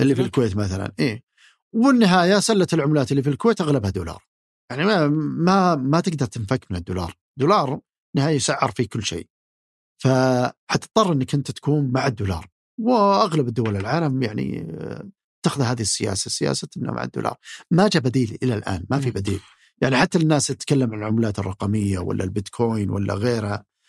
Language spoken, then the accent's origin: Arabic; Saudi Arabia; فينا كسعوديين